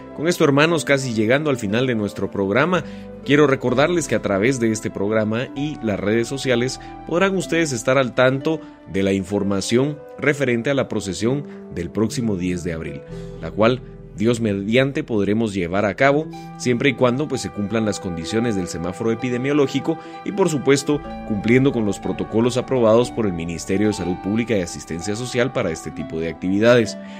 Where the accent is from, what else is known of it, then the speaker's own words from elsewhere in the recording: Guatemala; nosotros celebramos como guatemaltecos la Cuaresma y la Semana Santa